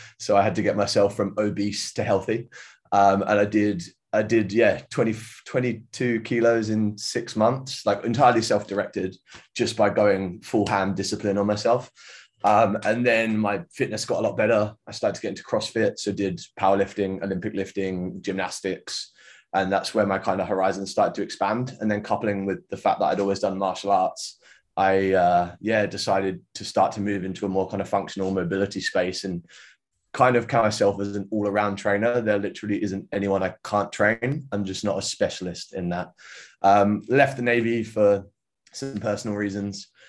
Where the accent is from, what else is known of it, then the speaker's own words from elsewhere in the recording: United Kingdom; now in Sydney, Australia; I'm a Brit in Sydney.